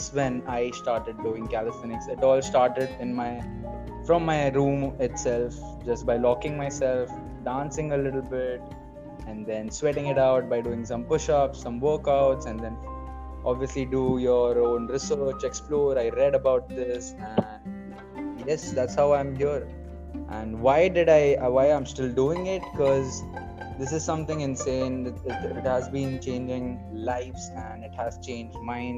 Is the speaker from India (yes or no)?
yes; Mumbai, Maharashtra, India; I'm from Mumbai, I've been in Mumbai, and yes, I'm from Mumbai